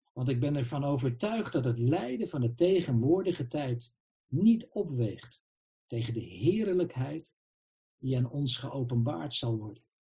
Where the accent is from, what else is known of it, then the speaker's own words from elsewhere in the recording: Netherlands; we zijn burgers van het Rijk der Nederlanden